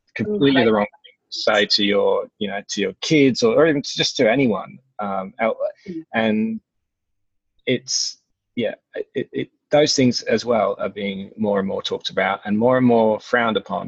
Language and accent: English; England, United Kingdom; being English